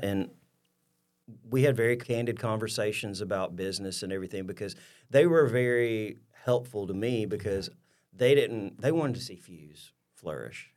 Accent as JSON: {"language": "English", "town": "Louisville", "region": "Alabama", "country": "United States", "tie": "born or raised there", "also_born_or_lived": "Troy, Alabama", "said": "born and raised in Louisville, Alabama, which is about, uh, thirty-ish, thirty-five miles, uh, east of Troy"}